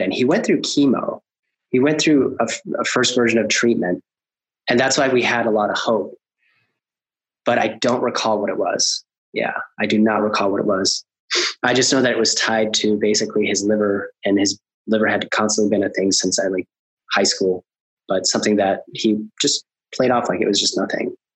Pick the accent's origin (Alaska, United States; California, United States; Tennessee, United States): Alaska, United States; also born or lived in Colombia; we immigrated from Colombia. We moved up to Alaska, which in the 80s, it was basically the bottom of the recession